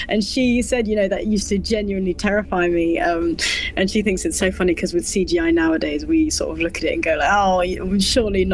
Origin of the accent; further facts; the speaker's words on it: London, United Kingdom; also born or lived in Australia; I grew up in Australia for sort of the first 9 years of my life, because my dad's an Aussie. And, you know, eventually my mum put her foot down and said, I want to come back to London. That's where I was born and raised. So we came back to London